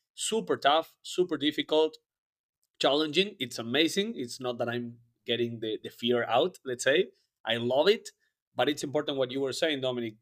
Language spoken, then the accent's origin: English; Argentina; moved away; I am from Argentina originally